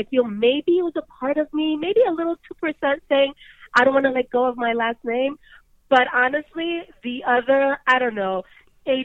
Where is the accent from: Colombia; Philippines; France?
Colombia; moved away; I'm from Colombia